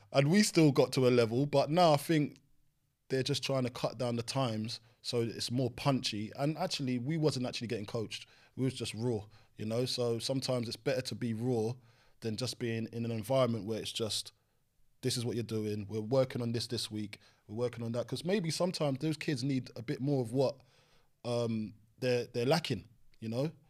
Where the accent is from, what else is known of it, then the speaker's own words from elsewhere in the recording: London, United Kingdom; I grew up on Green Dragon Estate next to Brentford Griffin Park